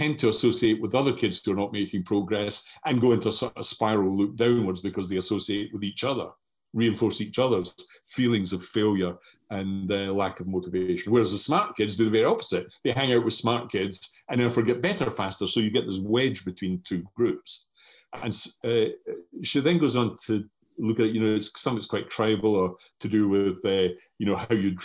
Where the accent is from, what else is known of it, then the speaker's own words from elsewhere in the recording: Scotland, United Kingdom; accent: strong Scottish; moved away as an adult; now in Brighton, United Kingdom; I have a strong Scottish accent